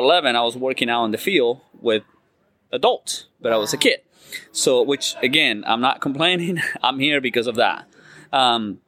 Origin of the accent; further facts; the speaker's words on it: Uruguay; moved away; I was born in South America, a beautiful country, the last one by Argentina, called Uruguay